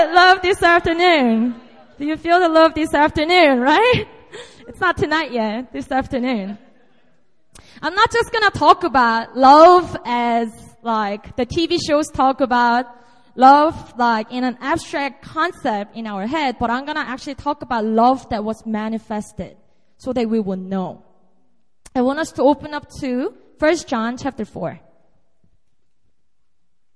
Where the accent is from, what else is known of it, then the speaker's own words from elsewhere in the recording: South Korea; moved away as an adult; now in Seoul, South Korea; And this is my hometown. This is my territory. I was born and raised here up to about 19, and then I moved to Seoul to go to college